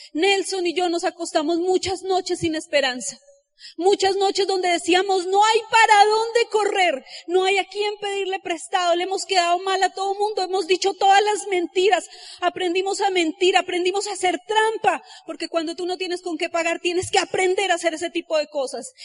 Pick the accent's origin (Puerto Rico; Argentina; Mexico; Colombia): Colombia; Yo salí de Ciudad Bolívar